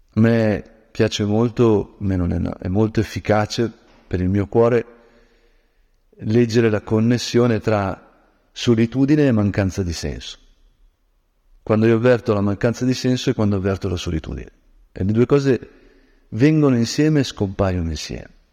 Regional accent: Lombard land, Lombardy, Italy; moved away; io che sono di origine silvestre, diciamo così, quando nella mia terra longobarda eh, camminavo nei boschi

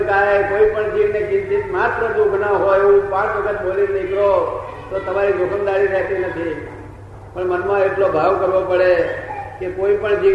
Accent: Bhanvad, Gujarat, India; મારું ગામ ભાણવડ છે

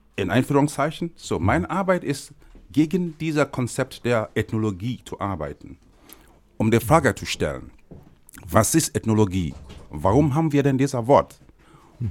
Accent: Nigeria; moved away; ich komme aus Nigeria

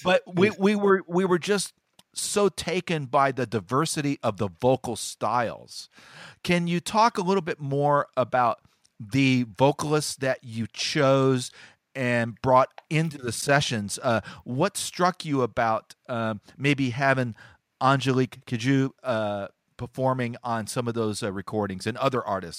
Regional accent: United States; as an American

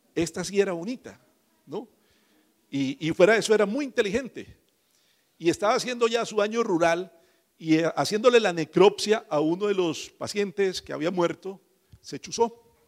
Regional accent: Mogotes, Santander, Colombia; moved away; yo soy de más arribita, de Mogotes. Mogotes es una población ahí cerquita de San Gil. No nací allá, pero allá nos criamos todos nosotros

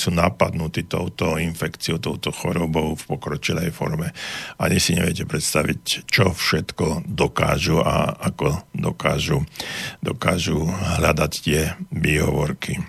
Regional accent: Banská Bystrica, Banská Bystrica Region, Slovakia; som e, z Banskej Bystrice

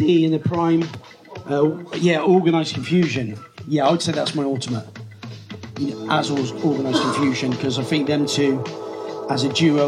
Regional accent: Gloucester, South West England, United Kingdom; growing up in Gloucester in the early 80s

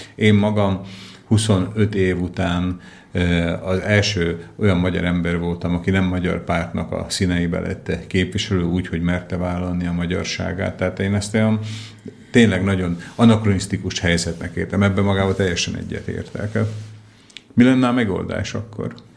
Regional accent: Slovakia; szlovákia magyar vagyok én is

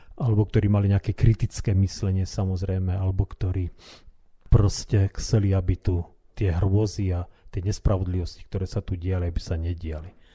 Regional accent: Slovakia; My sme boli Slováci

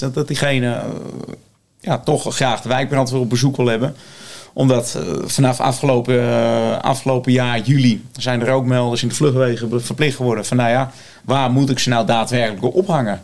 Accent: Blaricum, North Holland, Netherlands; ik kom ook uit Blaricum, eh, ik ben ook geboren en getogen

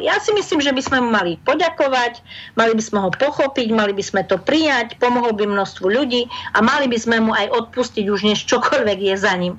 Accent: Slovakia; My Slováci

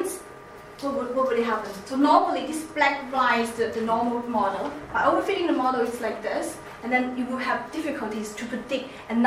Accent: China; accent: Chinese; my accent, like Chinese accent

